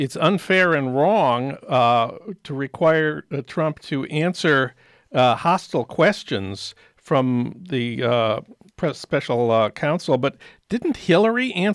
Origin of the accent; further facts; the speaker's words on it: Minnesota, United States; moved away; your Minnesota moment, news from my hometown